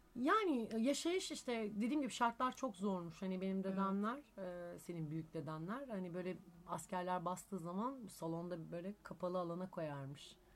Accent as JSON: {"language": "Turkish", "town": "Izmir", "region": "İzmir", "country": "Turkey", "also_born_or_lived": "Thessaloniki (family origin)", "moved": "yes"}